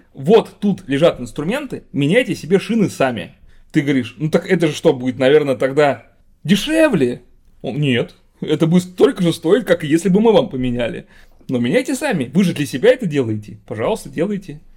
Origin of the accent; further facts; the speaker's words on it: Russia; Я родился и живу в России.